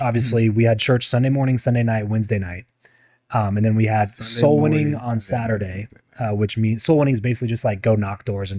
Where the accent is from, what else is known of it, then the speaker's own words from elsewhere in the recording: Lancaster, California, United States; moved away as an adult; now in Las Vegas, United States; grew up in LA area, a town called Lancaster.